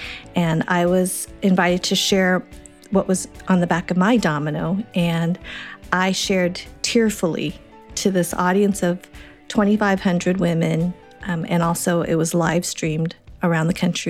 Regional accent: Boulder, Colorado, United States; also born or lived in Madison, Wisconsin; So my dad's first teaching assignment was in Boulder, Colorado. So that's where I grew up. I have no memory of Wisconsin

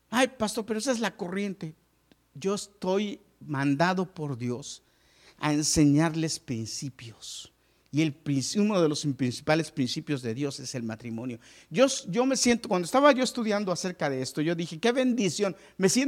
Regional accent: Mexico; moved away as an adult; hace muchos años yo decidí, yo me vine de México sin terminar la universidad. Me quedé a medias.

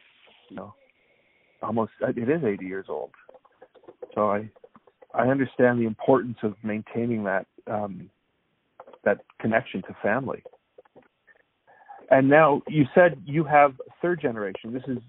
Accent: Canada; moved away; It's interesting because I'm originally from Canada

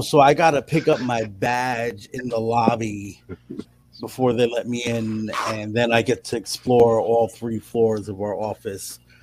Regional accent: New York City, New York, United States; I grew up in New York

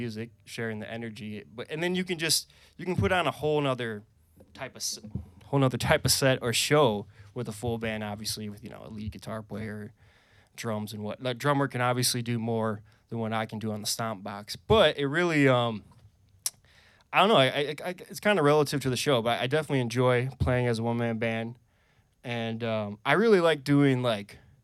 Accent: Wisconsin, United States; moved away as an adult; now in Vermont, United States; I'm originally from Wisconsin. I haven't lived there in, I think it's 10 years now

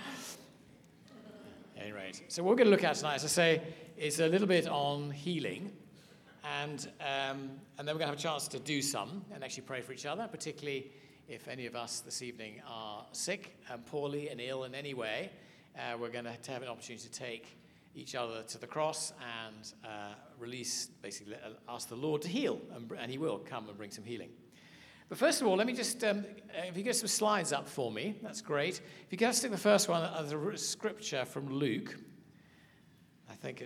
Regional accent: United Kingdom; accent: English; also born or lived in South Africa; I'm from Britain

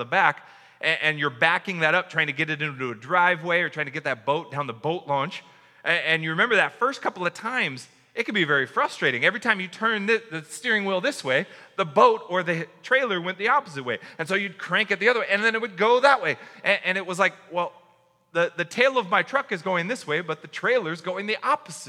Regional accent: United States; as an American reader of this

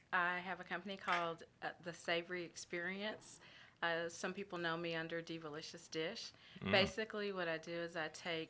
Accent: Brazoria, Texas, United States; I grew up about an hour south of here in Brazoria.

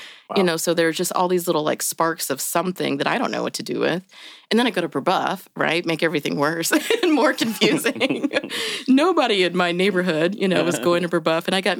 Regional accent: Indianapolis, Indiana, United States; I grew up in Indianapolis. I actually, in this neighborhood, I was in Broad Ripple until 6th or 7th grade when my parents said that we were going to move to 36th and Park.

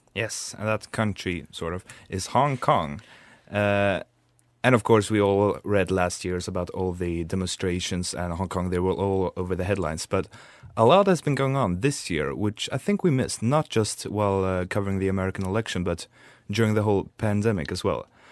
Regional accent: Sweden; we Swedes

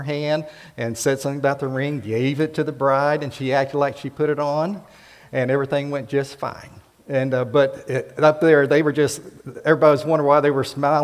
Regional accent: South Florida, United States; moved away; I grew up in South Florida, Central Florida

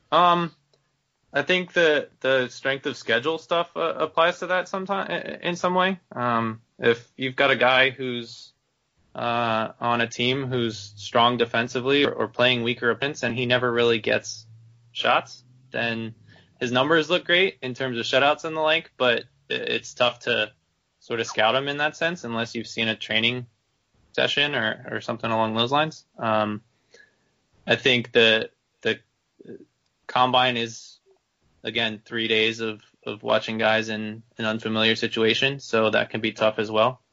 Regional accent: Maryland, United States; growing up in Maryland

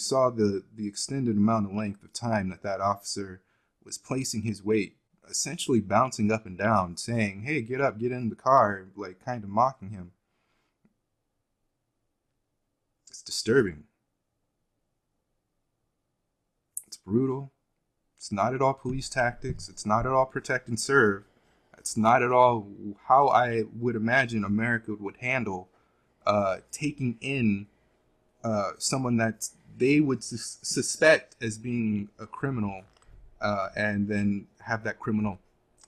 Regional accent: Los Angeles, California, United States; I was born in Los Angeles

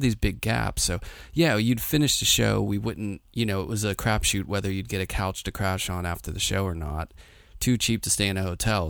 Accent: Pittsburgh, Pennsylvania, United States; I'm from Pittsburgh

